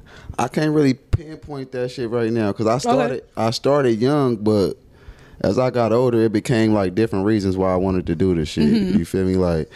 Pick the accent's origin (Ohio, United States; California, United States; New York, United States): California, United States; Los Angeles; Jordan Downs, live and direct from the projects.